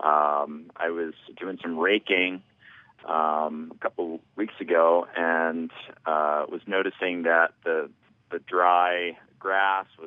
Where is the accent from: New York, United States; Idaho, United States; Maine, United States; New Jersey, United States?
New Jersey, United States; moved away as an adult; also born or lived in Princeton area, New Jersey; now in Lakewood, United States; I am in Lakewood, Colorado, but I was born and bred in New Jersey.